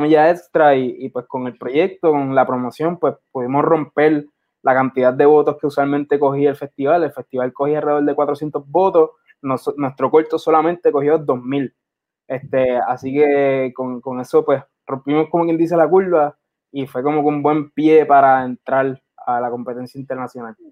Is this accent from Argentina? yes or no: no; San Juan, Puerto Rico; also born or lived in Carolina, Puerto Rico; me considero más de Santurce que de cualquier otro lado